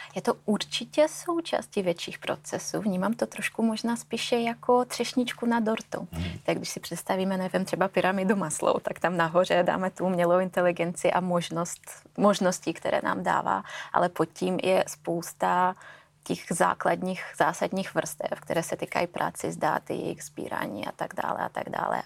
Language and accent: Czech; Russia; also born or lived in Finland / Sweden / Belgium; now in Czech Republic; Já pocházím z Ruska